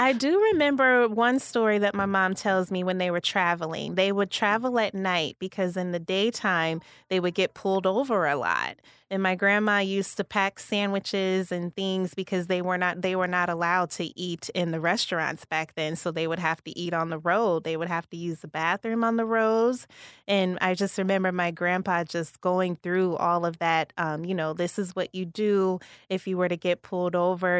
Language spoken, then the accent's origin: English; Kankakee, Illinois, United States; moved away as an adult; also born or lived in Rockford, Illinois / Wausau, Wisconsin; was born and raised in Kankakee, born at Riverside